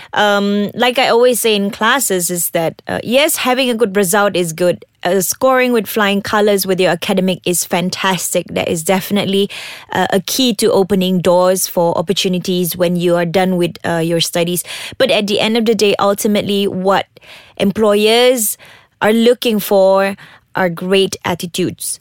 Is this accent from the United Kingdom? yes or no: no; Sabah, Malaysia; I'm from Sabah.